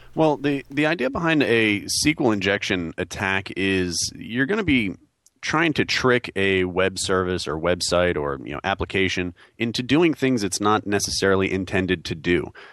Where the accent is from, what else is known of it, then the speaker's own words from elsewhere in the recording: New York, United States; now in North Carolina, United States; I'm a New Yorker, born and bred